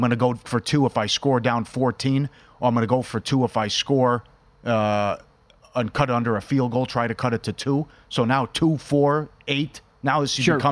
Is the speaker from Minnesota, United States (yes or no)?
yes; Minnesota, United States; growing up in Minnesota